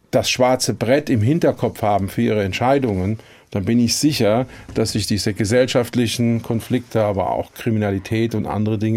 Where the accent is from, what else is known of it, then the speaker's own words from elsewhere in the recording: Ludwigshafen, Rhineland-Palatinate, Germany; Ich hätte ja genauso gut in China, in Südafrika oder in Peru geboren sein können. Aber nein, ich komme nun mal aus Ludwigshafen.